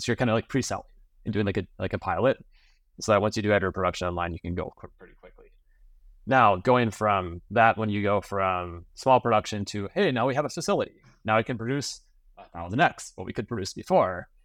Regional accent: Minnesota, United States; I grew up in Minnesota on a small family dairy farm.

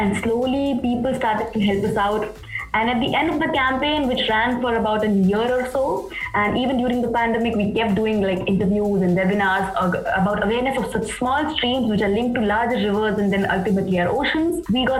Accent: Assam, India; also born or lived in Meghalaya; So growing up in Assam and Meghalaya, my dad was posted there

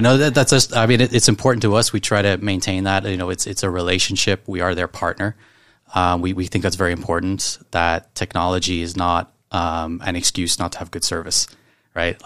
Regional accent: Ireland; moved away as an adult; now in Hong Kong; I'm from Ireland

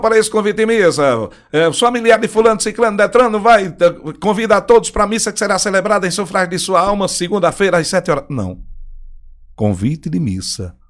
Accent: Paraíba, Brazil; also born or lived in Rio Grande do Norte; eu sou paraibano, mas adotado pelo Rio Grande do Norte

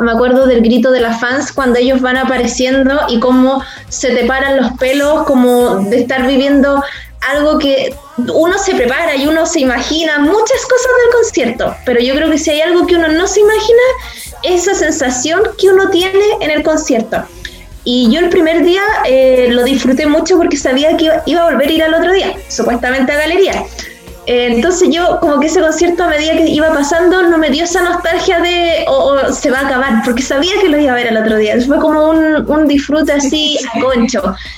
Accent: Valparaíso, Chile; yo soy de Valparaíso

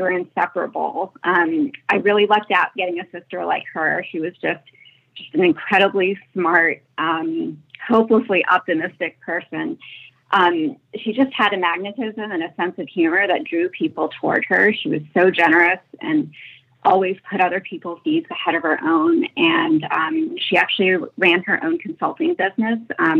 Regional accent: Paris, Île-de-France, France; I am from Paris.

